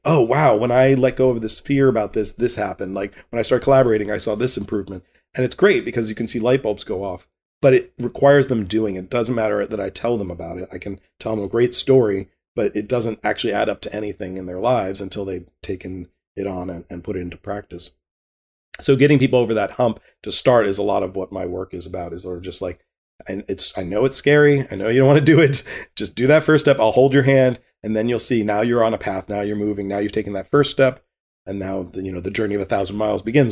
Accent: Richmond, Virginia, United States; growing up in Richmond, Virginia in the 70s and 80s

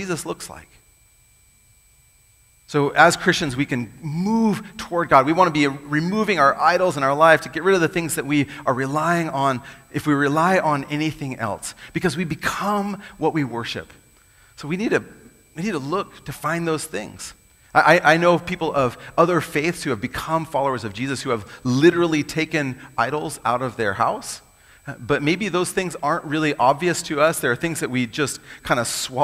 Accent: United States; I'm American too

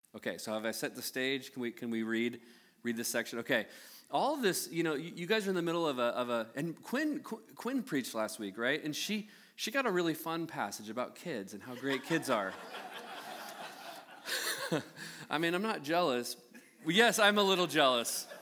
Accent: United States; born and raised in the United States

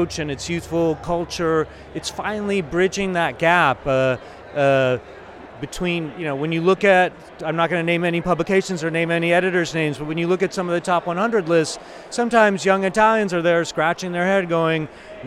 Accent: Texas, United States; as a Texan, as an American, as a Texan, as an Italophile wine lover

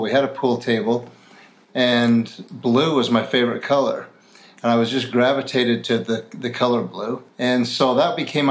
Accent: Salt Lake City, Utah, United States; I'm from Salt Lake City, Utah

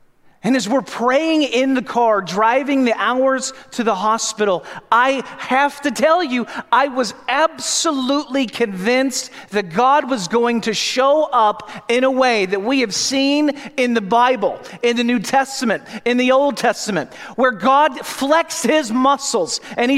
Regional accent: St. Louis, Missouri, United States; I grew up in St. Louis

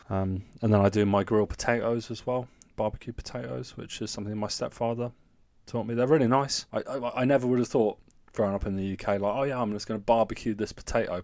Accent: the south of England, United Kingdom; moved away as an adult; now in Germany; even down south where I'm from

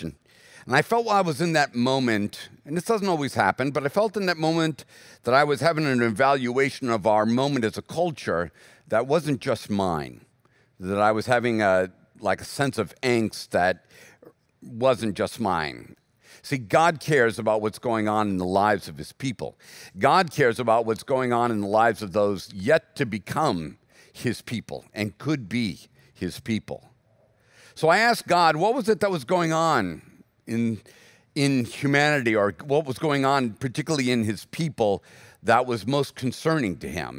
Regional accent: United States; as American Christians

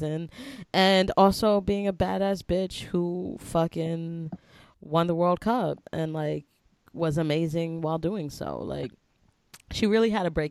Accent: New York, United States; I'm a New Yorker

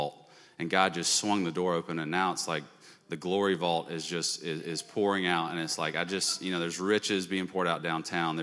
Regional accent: Birmingham, Alabama, United States; moved away as an adult; also born or lived in Texas; now in California, United States; We're both from Birmingham. We're middle school sweethearts. Met in sixth grade. Both went to Homewood.

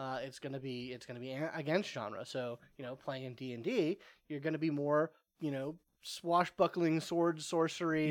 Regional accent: East Cobb, Georgia, United States; I grew up in East Cobb, and that's a geographical bubble

